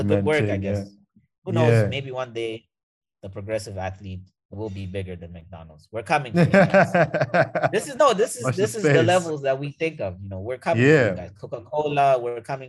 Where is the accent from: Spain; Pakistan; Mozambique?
Mozambique; first language Portuguese; English is a second language; moved away; also born or lived in South Africa / Canada; I'm from Mozambique